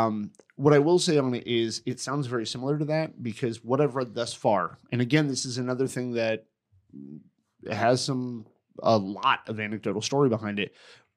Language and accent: English; Connecticut, United States; I grew up in Connecticut